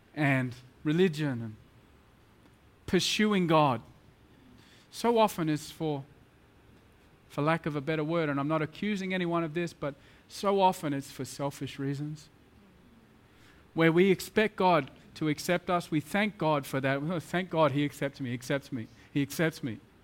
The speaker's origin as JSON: {"language": "English", "country": "Australia", "moved": "as an adult", "lives_now": "Mumbai, India", "said": "I'm very much in a middle class Australian boy"}